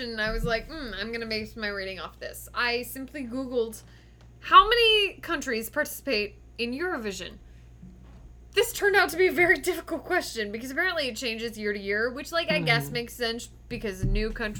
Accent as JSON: {"language": "English", "country": "United States", "said": "an American"}